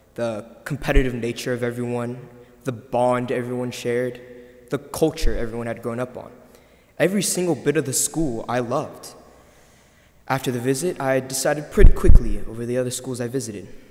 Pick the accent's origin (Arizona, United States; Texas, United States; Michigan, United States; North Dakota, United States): Texas, United States; San Antonio; also born or lived in South Korea; I lived in San Antonio my entire life, yet I'm from Korea